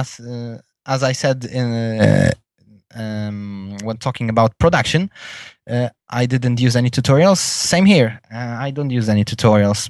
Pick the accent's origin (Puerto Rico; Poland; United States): Poland; English is a second language; in my home country in the city of Gdańsk